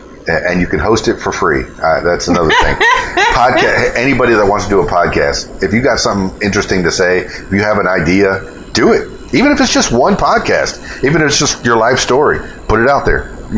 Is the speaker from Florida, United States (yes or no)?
yes; Florida, United States; I'm from the Florida Keys, and we had lots of nude beaches on there